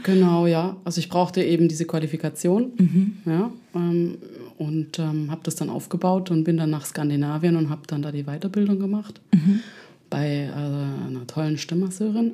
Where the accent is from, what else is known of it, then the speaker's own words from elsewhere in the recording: Ludwigsburg, Baden-Württemberg, Germany; accent: Swabian; also born or lived in Lausanne / Ticino / Amsterdam; now in Berlin, Germany; ich komme ursprünglich aus Stuttgart, in der Nähe von Stuttgart